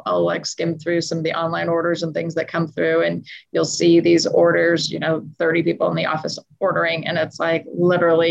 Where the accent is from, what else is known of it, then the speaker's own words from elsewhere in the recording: Los Angeles, California, United States; moved away as an adult; now in Las Vegas, United States; We're originally from Los Angeles, but decided to move out here when Rachel was two.